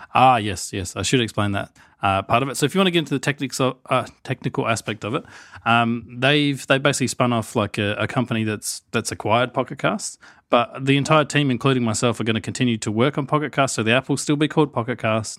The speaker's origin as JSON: {"language": "English", "country": "Australia", "accent": "Australian", "said": "obviously, I have the Australian accent."}